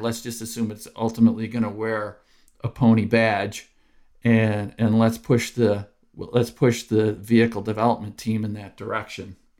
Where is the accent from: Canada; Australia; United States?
United States; Dearborn Heights, Michigan; I'm actually from Dearborn, Dearborn Heights originally